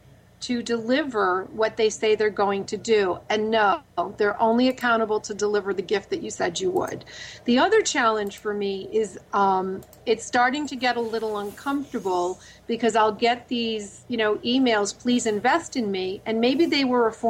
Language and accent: English; Rhode Island, United States; now in Los Angeles, United States; my home state of Rhode Island